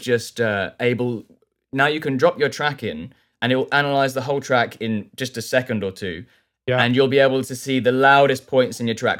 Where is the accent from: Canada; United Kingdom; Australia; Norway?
United Kingdom; south coast of England; moved away as an adult; now in London, United Kingdom; I live in London now. I grew up on the south coast of England